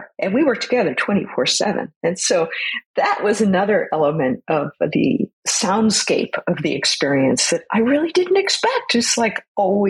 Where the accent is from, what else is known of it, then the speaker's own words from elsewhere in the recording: San Francisco Bay, California, United States; I grew up sailing on the San Francisco Bay